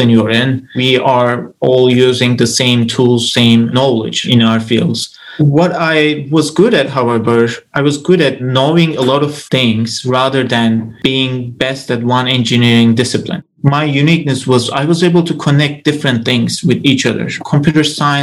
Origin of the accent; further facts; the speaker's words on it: Turkey; moved away as an adult; now in Orlando, United States; I grew up in Turkey. I moved to the United States to study my PhD 6 years ago.